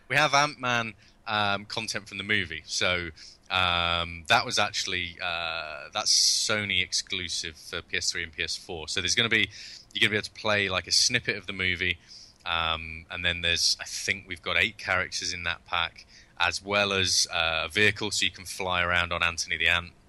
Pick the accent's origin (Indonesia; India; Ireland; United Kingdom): United Kingdom; being British